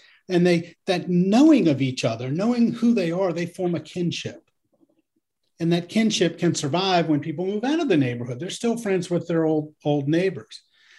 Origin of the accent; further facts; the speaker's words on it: Nebraska, United States; Jerry grew up in Kansas and I grew up in Nebraska. We should talk about corn.